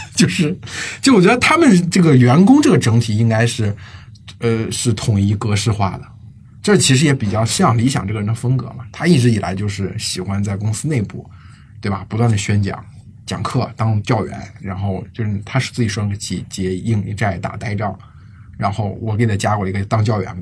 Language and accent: Chinese; China; 我们中国人